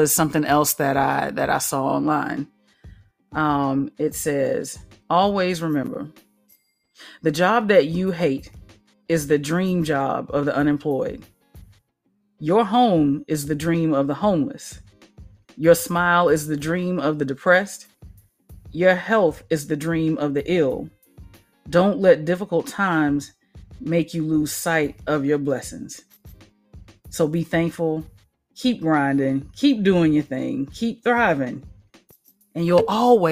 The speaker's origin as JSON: {"language": "English", "region": "the South", "country": "United States", "said": "I am from the South"}